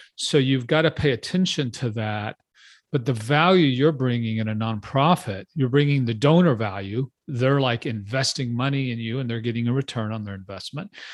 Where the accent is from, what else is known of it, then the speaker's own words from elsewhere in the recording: Texas, United States; also born or lived in Houston; I'm from Texas. I live outside of Austin.